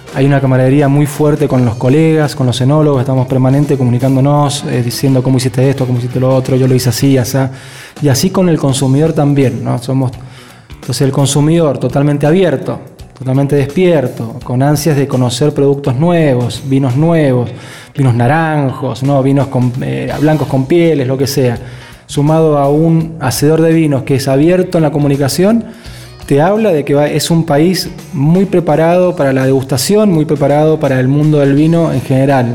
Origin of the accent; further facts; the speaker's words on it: Argentina; es como el argentino, ¿no? Somos, tenemos tanta, eh, ¿cómo se dice? Tanta facilidad para adaptarnos